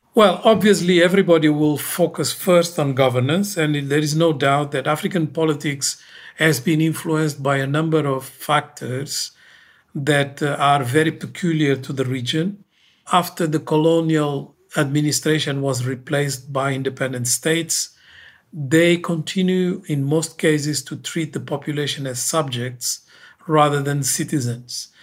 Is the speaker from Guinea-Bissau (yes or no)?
yes; Guinea-Bissau; moved away; I come from Guinea-Bissau